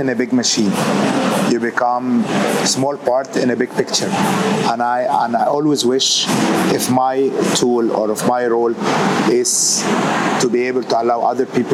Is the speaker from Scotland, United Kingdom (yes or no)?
no; Wales, United Kingdom; moved away; I'm Greek Egyptian, born in Wales.